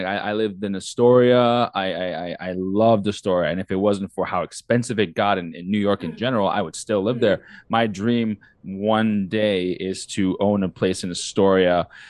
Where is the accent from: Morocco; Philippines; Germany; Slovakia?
Morocco; born there; also born or lived in six countries, mostly in Africa; I was born in Morocco, but I lived in six different countries, mostly in Africa.